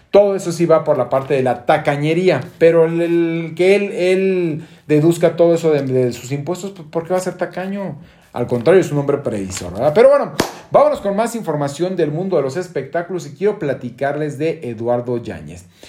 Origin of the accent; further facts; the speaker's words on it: Guadalajara, Jalisco, Mexico; moved away; allá en mi tierra, en Jalisco, en Guadalajara